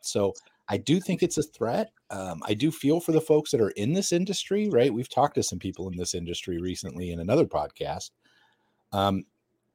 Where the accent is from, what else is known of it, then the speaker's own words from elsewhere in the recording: United States; I'm American